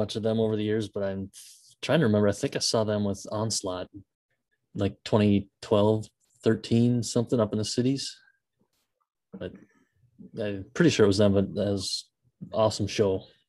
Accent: Denmark

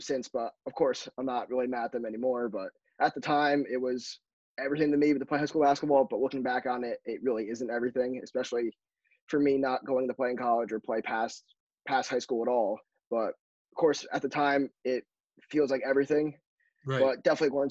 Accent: Connecticut, United States; Growing up in Connecticut

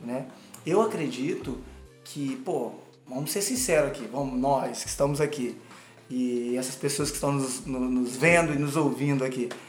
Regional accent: Cachoeiro de Itapemirim, Espírito Santo, Brazil; moved away; foi uma vez que eu toquei na minha cidade, em Cachoeira. Eu sou de Cachoeira, Itapemirim

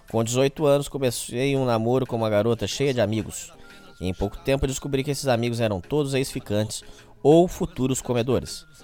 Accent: Petrolina, Pernambuco, Brazil; Sou de Petrolina, no interior de Pernambuco.

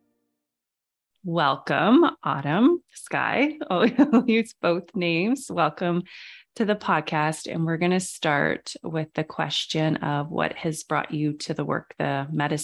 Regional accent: Canada; We're both Canadians.

